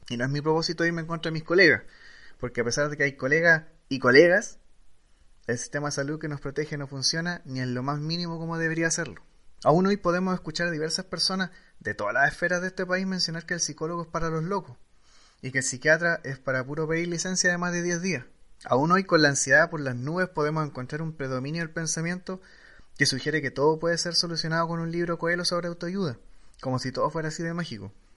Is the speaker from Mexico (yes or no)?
no; Chile; como chileno